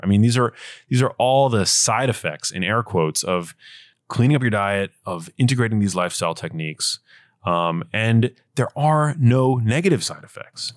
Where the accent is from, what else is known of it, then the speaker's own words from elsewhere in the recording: New York City, New York, United States; I grew up in New York City